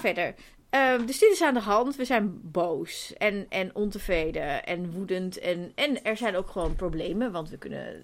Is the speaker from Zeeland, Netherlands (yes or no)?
yes; Zeeland, Netherlands; now in Amsterdam, Netherlands; Ik kom uit Zeeland en mijn familie woont daar nog.